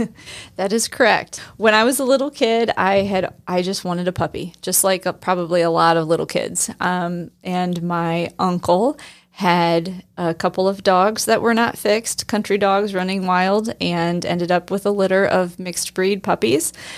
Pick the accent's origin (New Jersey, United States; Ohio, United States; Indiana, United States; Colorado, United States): Indiana, United States; Northeast; I grew up in Northeast Indiana